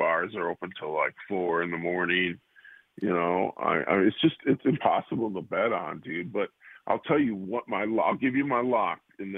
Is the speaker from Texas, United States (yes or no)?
yes; Dallas, Texas, United States; I grew up in West Dallas, which is kind of a seedy part of Milwaukee.